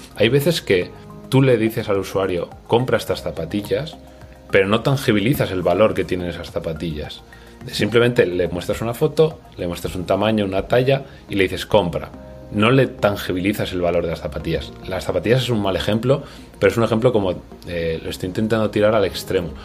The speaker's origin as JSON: {"language": "Spanish", "region": "Navarre", "country": "Spain", "moved": "yes", "lives_now": "Valencia, Spain", "said": "soy navarro, como Santana, pero vivo en Valencia"}